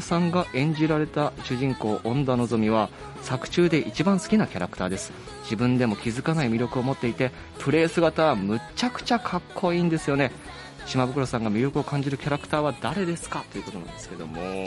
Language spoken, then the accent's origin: Japanese; Uwajima, Ehime, Japan; moved away; 僕もあの、マラソンの日本新記録でも記憶に新しい鈴木健吾選手、実は同じ愛媛県宇和島東高校出身なんですよね